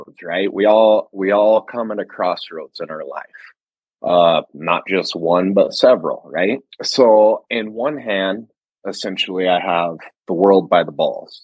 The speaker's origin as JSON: {"language": "English", "region": "Montana", "country": "United States", "tie": "born or raised there", "said": "I grew up in Montana"}